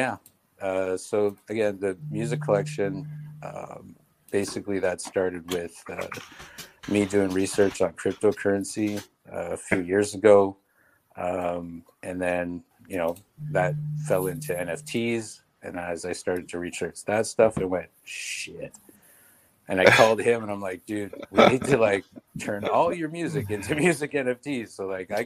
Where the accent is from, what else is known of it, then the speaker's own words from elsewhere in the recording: Canada; we're Canadian